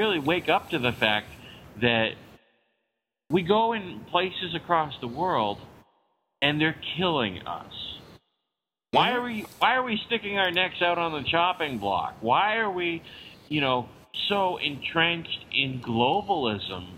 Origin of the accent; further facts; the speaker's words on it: United States; we're American